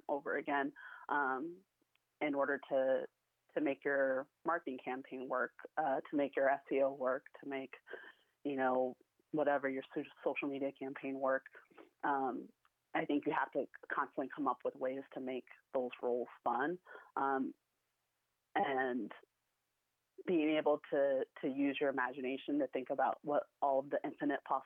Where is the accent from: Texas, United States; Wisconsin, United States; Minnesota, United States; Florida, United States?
Wisconsin, United States; Waukesha; Waukesha, my hometown